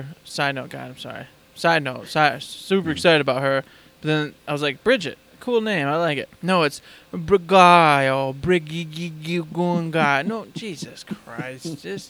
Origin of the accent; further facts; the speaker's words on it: United States; I'm American.